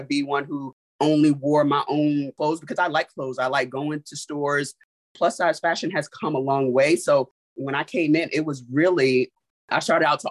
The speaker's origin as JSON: {"language": "English", "town": "New York City", "region": "New York", "country": "United States", "also_born_or_lived": "Germany", "moved": "yes", "said": "I'm from Brooklyn, New York"}